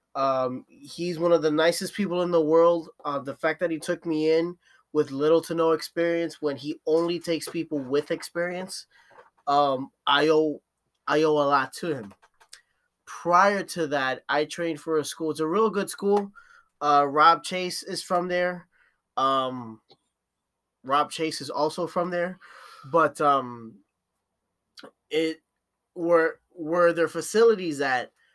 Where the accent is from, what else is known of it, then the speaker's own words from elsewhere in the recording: Newark, New Jersey, United States; I'm from Newark, uh, Newark in Jersey